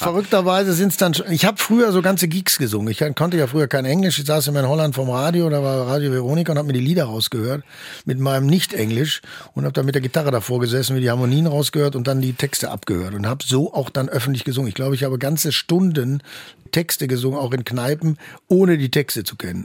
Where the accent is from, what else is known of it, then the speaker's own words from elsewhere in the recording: Germany; als Deutscher